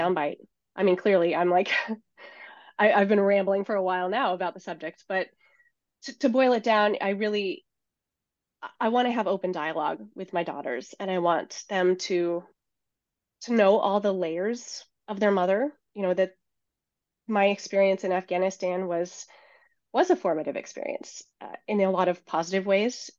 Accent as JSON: {"language": "English", "town": "Seattle", "region": "Washington", "country": "United States", "tie": "born or raised there", "moved": "as an adult", "said": "I grew up in the Seattle area, which is where I'm now based"}